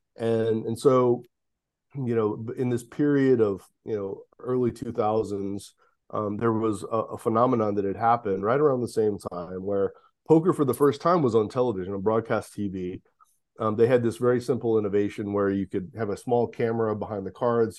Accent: Houston, Texas, United States; I grew up in the Houston area

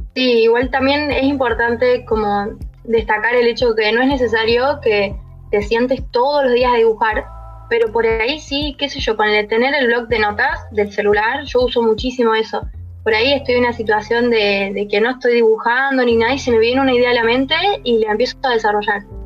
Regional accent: Río Cuarto, Córdoba, Argentina; soy de Río Cuarto, Córdoba.

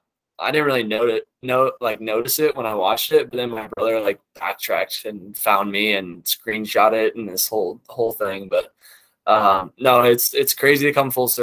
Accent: Chicago, Illinois, United States; I grew up in Chicago. Grew up a Cubs fan

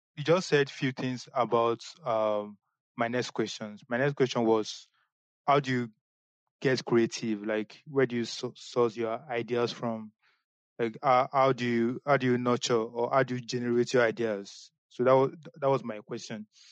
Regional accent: Nigeria; as a Nigerian

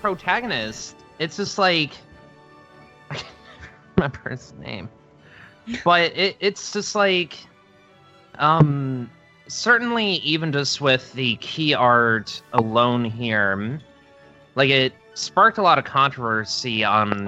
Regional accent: upstate New York, United States; my hometown in upstate New York

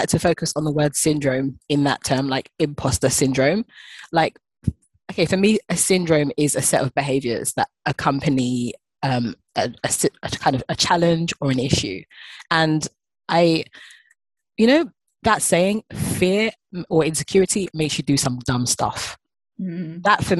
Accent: Ghana; being Ghanaian. Got two passports, a British passport and a Ghanaian passport. And I love being African and I love traveling back home

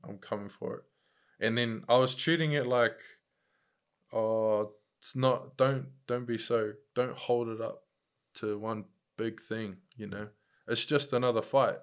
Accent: Upper Hutt, Wellington, New Zealand; moved away as an adult; also born or lived in Christchurch; now in Auckland, New Zealand; growing up in Upper Hutt, uh, in my school, there was, like, loads of fights

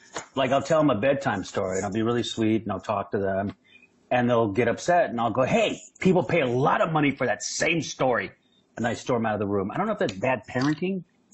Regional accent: La Mesa, California, United States; I grew up in La Mesa next to El Cajon, which means the box, near Chula Vista, which means the pretty view.

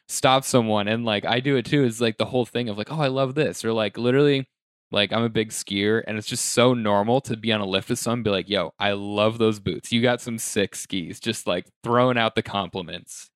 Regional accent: Colorado, United States; my hometown in Colorado is very predominantly white

